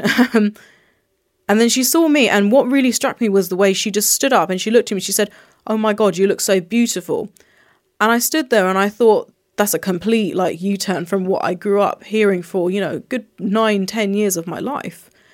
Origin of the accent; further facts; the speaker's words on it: United Kingdom; I was born and raised here